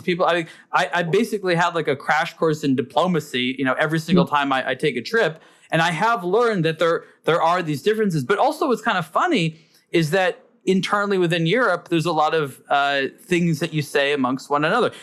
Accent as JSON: {"language": "English", "country": "United States", "said": "as an American"}